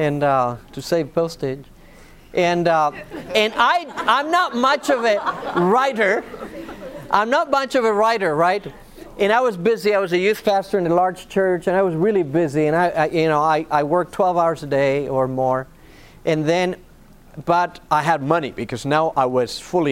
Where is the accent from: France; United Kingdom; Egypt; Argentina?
Argentina; moved away; also born or lived in Northern California; I was born and raised in Argentina